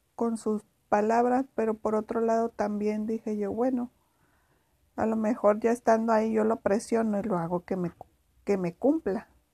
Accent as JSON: {"language": "Spanish", "town": "Ciudad Juárez", "region": "Chihuahua", "country": "Mexico", "said": "soy de Juárez"}